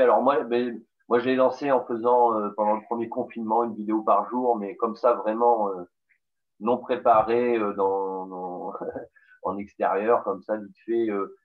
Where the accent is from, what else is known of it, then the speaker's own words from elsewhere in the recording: the South, southern France, France; accent: southern; on m'a dit qu'on décelait l'accent du Sud